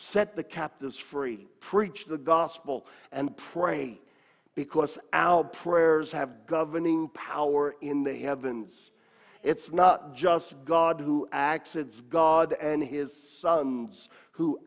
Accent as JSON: {"language": "English", "country": "United States", "said": "I am a Christian who happens to be an American"}